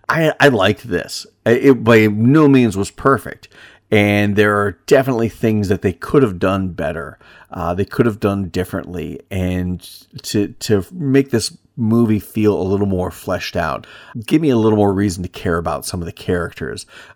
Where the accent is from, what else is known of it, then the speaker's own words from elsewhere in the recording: Pennsylvania, United States; You know, growing up in Northwest Pennsylvania, I spent most of my summer days running the woods behind my great grandmother's house